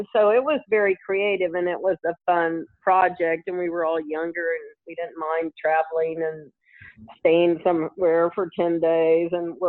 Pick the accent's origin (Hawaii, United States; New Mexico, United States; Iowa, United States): New Mexico, United States; Albuquerque; I grew up in the Air Force, but we lived in Albuquerque for a long time as kids, and we traveled a lot.